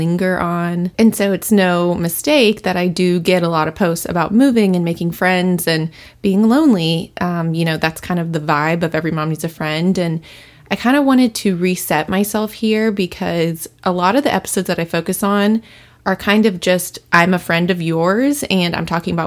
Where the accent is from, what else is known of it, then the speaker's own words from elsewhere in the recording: Louisville, Kentucky, United States; moved away as an adult; also born or lived in Cincinnati, Ohio; now in Seattle, United States; I claim Louisville, Kentucky as my hometown, even though I was born in Cincinnati, Ohio